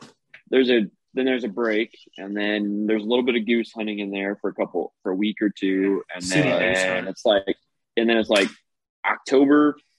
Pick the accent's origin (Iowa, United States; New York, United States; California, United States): Iowa, United States; Guttenberg; I'm originally from Guttenberg, Iowa. Lived on the Mississippi my whole life